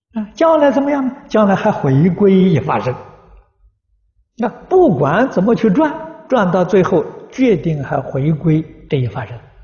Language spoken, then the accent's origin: Chinese; China; 我们中国人讲的不要无常。